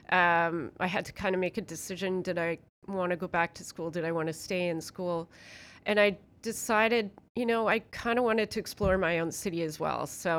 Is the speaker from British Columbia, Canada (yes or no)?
no; Hamilton, Ontario, Canada; born there; So I was born technically in Hamilton, in a hospital in Hamilton, although my parents were living in Burlington.